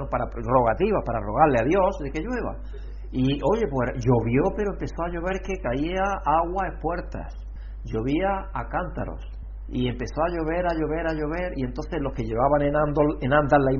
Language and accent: Spanish; Alcalá la Real, Andalusia, Spain; donde nosotros somos, de Alcalá Real